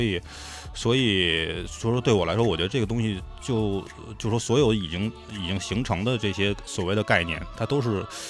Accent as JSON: {"language": "Chinese", "country": "China", "said": "这个东西只有我中国人能干得了"}